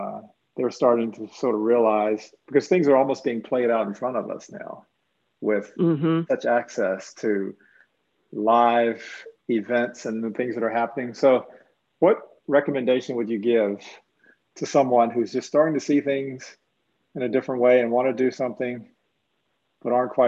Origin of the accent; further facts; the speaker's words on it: East Coast, United States; I grew up on the East Coast. Well, most of my life has been on the East Coast